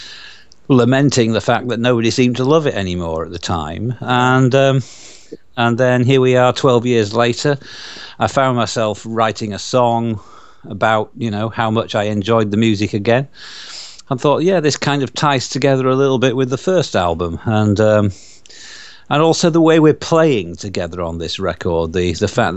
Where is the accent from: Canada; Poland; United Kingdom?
United Kingdom; Yorkshire and the Humber; accent: Yorkshire; my Yorkshire accent